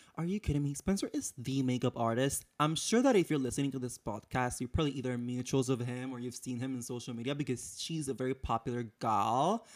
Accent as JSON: {"language": "English", "country": "Puerto Rico", "tie": "born or raised there", "moved": "as an adult", "lives_now": "United States", "said": "I'm born and raised in Puerto Rico, so I've been living in the United States for about five years now"}